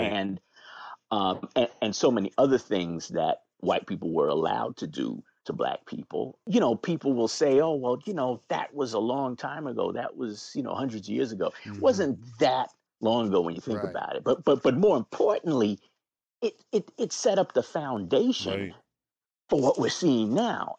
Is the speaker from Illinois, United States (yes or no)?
no; New York, United States; moved away as an adult; now in Philadelphia, United States; I was born and raised in New York